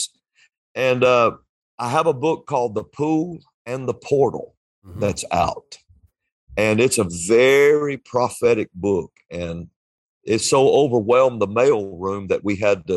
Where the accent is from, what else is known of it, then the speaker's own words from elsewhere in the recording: Alabama, United States; I'm from Alabama.